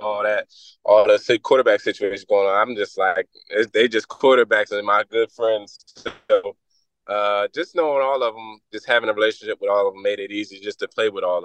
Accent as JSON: {"language": "English", "town": "Philadelphia", "region": "Pennsylvania", "country": "United States", "tie": "born or raised there", "moved": "as an adult", "said": "I grew up in Philly"}